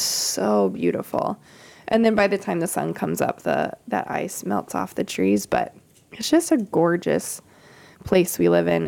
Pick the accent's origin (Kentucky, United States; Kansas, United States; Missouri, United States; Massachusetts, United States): Kansas, United States; I grew up in Kansas